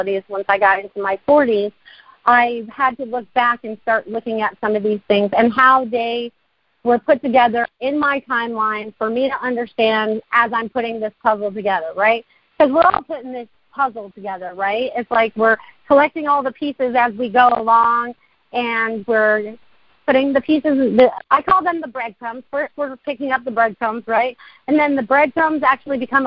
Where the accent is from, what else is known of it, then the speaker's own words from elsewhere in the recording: Maine, United States; also born or lived in Connecticut; now in Sarasota, United States; I was born in Connecticut, and I was pretty much raised in Maine before I found Sarasota to be my home